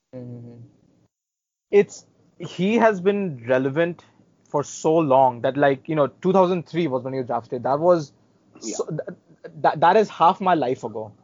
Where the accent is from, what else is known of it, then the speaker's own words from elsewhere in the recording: India; as an Indian